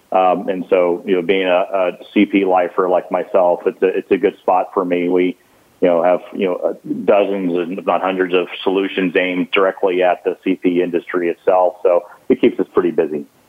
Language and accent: English; Gulf Coast, United States; I grew up on the Gulf Coast